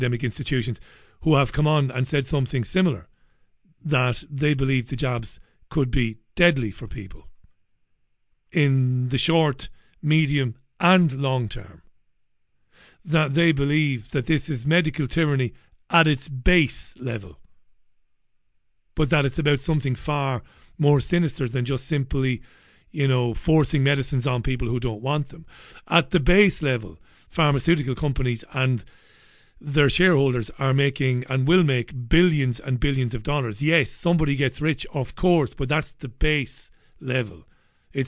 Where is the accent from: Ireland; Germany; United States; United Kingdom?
Ireland; I'm Irish